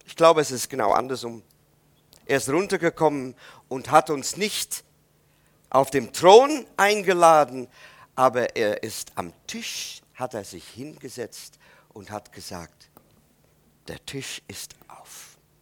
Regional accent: Netherlands; German is a second language; moved away; ich als Holländer

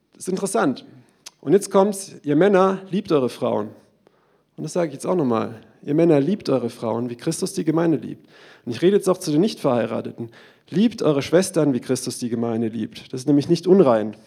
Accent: Germany; Wir sind Deutsche

